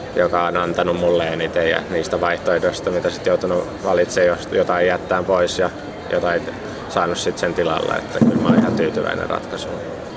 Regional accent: Finland

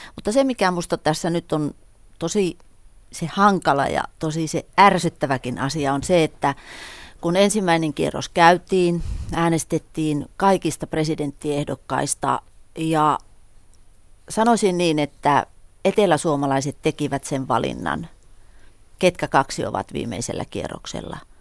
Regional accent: northern Finland, Finland

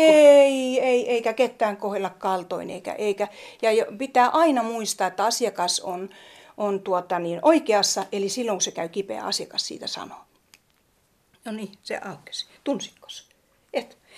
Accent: Tornio, Lapland, Finland; now in Pälkäne, Finland; Mä olen kotoisin Torniosta Laivajärvestä

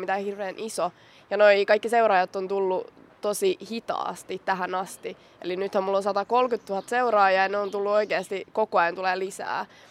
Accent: Vantaa, Uusimaa, Finland; mä oon Korsosta

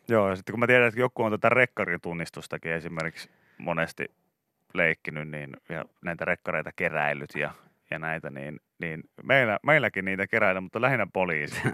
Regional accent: Pori, Satakunta, Finland; meillä Porissa puhuttiin niin kuin autoista

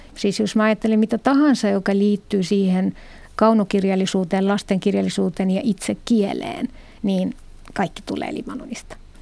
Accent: Morocco; accent: Moroccan Arabic; first language Moroccan Arabic; Finnish is a second language; moved away; mun äidinkieli on arabia, mutta Marokon arabia

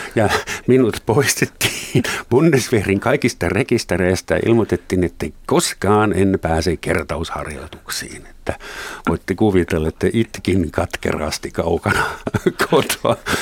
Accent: Germany; moved away as an adult; now in Helsinki, Finland; mun isän kotona Länsi-Saksassa

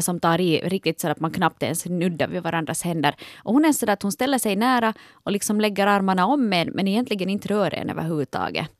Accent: Ostrobothnia, Finland; Jag är ju från Österbotten

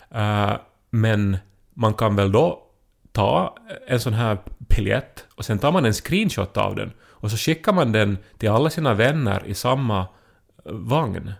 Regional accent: Esse, Ostrobothnia, Finland; jag är från Esse, en annan liten

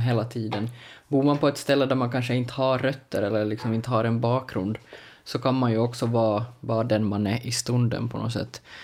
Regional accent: Larsmo, Ostrobothnia, Finland; Alltså jag är född och uppvuxen i Larsmo som då är liksom strax utanför Jakobstad

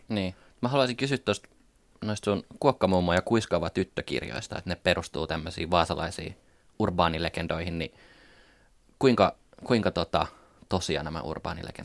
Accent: Paimio, Southwest Finland, Finland; internet oli meillä Paimiossa aika uusi juttu

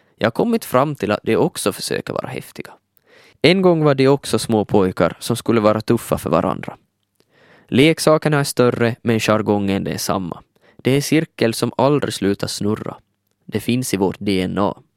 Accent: Vörå, Ostrobothnia, Finland; moved away as an adult; now in Helsinki, Finland; Jag kommer från Vörå. I en liten by vid namn Palvis tillbringade jag största delen av mina 20 första levnadsår.

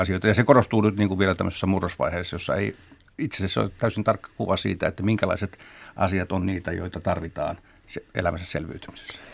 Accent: Lahti, Päijät-Häme, Finland; itse tulen Lahdesta

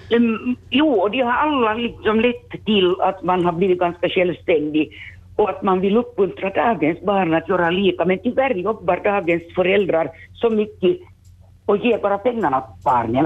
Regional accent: Vaasa, Ostrobothnia, Finland; born or raised there

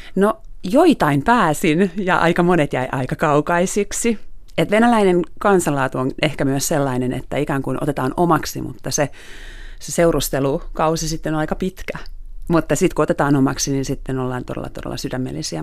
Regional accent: Finland; also born or lived in Moscow; olen Suomesta

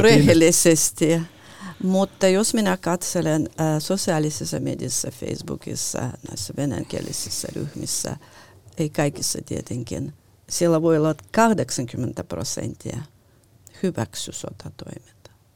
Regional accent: Lithuania; now in Finland; olen syntynyt äh, äh, Neuvostoliitossa, joka oli niin. Liettuan tasavalta

